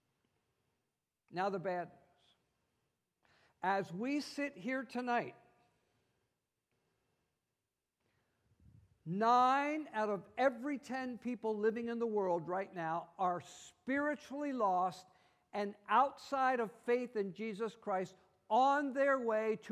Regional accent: United States; also born or lived in Italy; I am an American

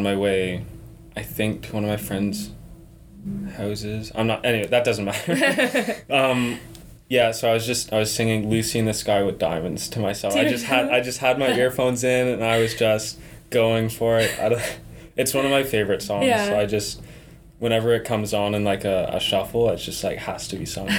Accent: Cobourg, Ontario, Canada; I'm a fourth year philosophy student from a small town in Ontario, like halfway between here and Toronto, and Cobourg

